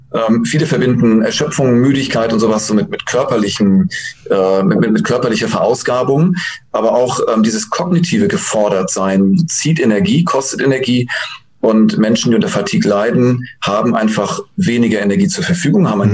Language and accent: German; Germany